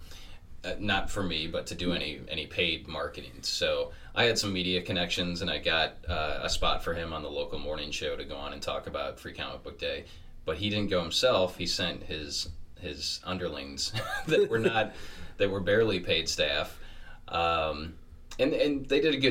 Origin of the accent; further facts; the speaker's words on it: Detroit, Michigan, United States; growing up in Metro Detroit